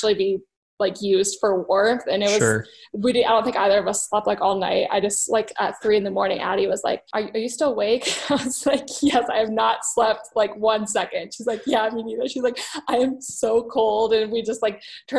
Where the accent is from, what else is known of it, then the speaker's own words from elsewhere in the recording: Boulder, Colorado, United States; I am from Boulder, Colorado